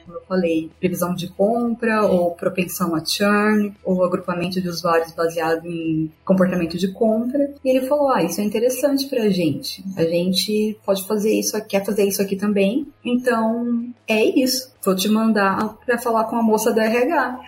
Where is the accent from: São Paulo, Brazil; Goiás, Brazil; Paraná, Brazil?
São Paulo, Brazil; Campinas; moved away as an adult; also born or lived in Rio de Janeiro; now in Berlin, Germany; eu sou original de Campinas, em São Paulo